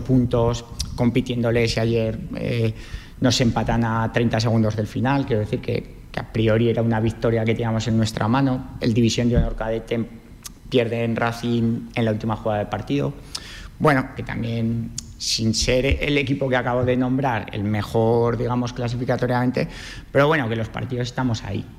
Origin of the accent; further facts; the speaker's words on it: Cariñena, Aragon, Spain; soy de Cariñena